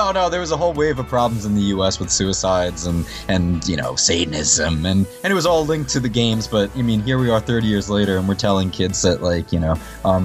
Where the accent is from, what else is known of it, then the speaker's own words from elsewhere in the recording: United States; I'm an American primarily